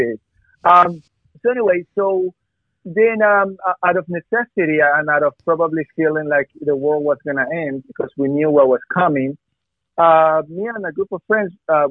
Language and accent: English; Ecuador; now in United States; I am from Ecuador